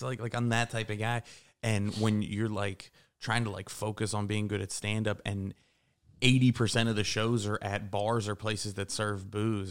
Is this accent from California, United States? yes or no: no; Pittsburgh, Pennsylvania, United States; moved away; also born or lived in Morgantown, West Virginia; I grew up in Pittsburgh, and I went to W V U